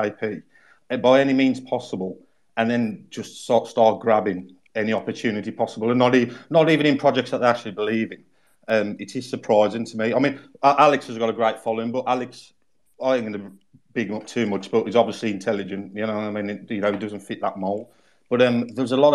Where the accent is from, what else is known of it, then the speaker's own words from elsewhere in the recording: England, United Kingdom; accent: English; my English accent